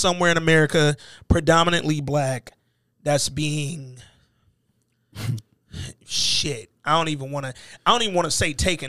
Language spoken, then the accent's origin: English; Alabama, United States; born there; my sister was born and raised in Dayton. She wasn't even born in Alabama like me.